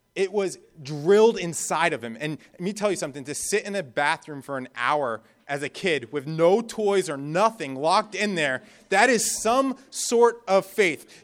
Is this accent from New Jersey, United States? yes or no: yes; New Jersey, United States; moved away; also born or lived in Florida / Bahamas; I grew up in New Jersey